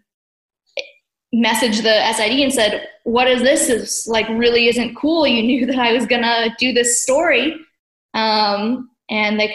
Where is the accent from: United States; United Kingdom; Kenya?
United States; San Jose, California; moved away as an adult; also born or lived in Columbia, Missouri; now in Memphis, United States; where I grew up in San Jose, California